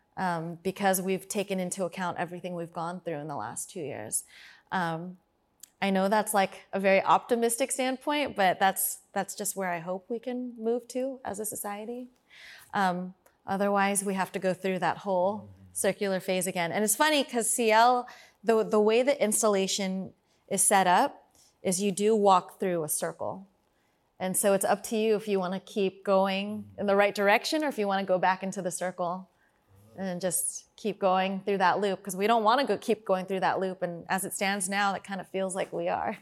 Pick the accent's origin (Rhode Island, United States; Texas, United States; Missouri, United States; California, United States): California, United States; Fremont; I'm from Fremont